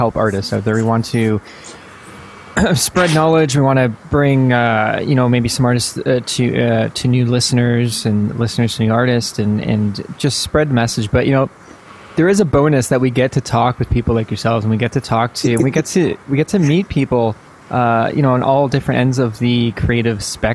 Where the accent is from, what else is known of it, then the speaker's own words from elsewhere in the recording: Toronto, Ontario, Canada; I am Canadian.